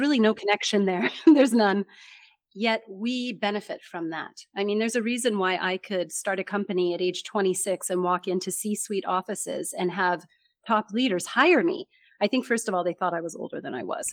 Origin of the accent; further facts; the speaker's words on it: United States; accent: American; first language English; I'm from America